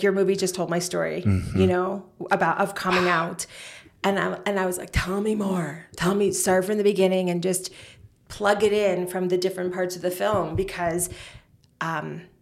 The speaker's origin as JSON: {"language": "English", "region": "New York", "country": "United States", "tie": "born or raised there", "said": "in the 80s, that's when I grew up in New York"}